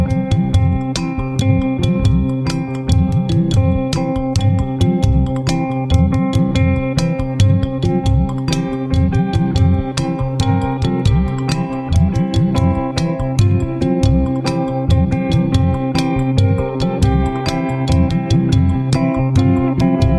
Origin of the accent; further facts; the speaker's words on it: Miami, Florida, United States; I grew up in Miami